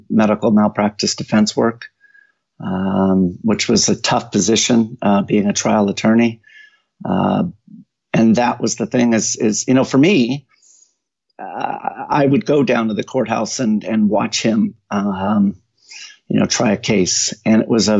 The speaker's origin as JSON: {"language": "English", "town": "Mountain View", "region": "California", "country": "United States", "tie": "born or raised there", "moved": "as an adult", "lives_now": "Tennessee, United States", "said": "I was born in Mountain View, California"}